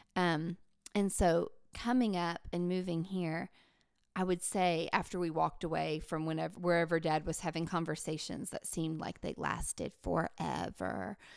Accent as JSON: {"language": "English", "region": "Appalachia", "country": "United States", "also_born_or_lived": "New York", "said": "as Appalachian women"}